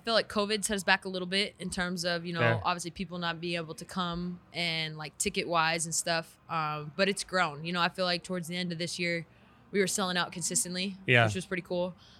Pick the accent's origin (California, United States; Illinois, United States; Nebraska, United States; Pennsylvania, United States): California, United States; also born or lived in San Antonio, Texas; now in Las Vegas, United States; I'm from Cali